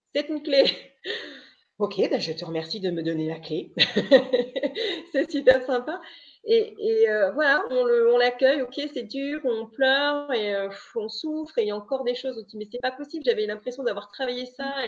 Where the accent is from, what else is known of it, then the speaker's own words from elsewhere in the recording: Brittany, France; je suis bretonne